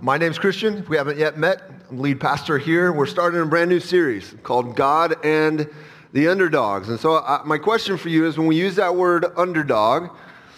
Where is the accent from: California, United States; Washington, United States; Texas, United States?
California, United States; Southern; moved away; I grew up in Southern California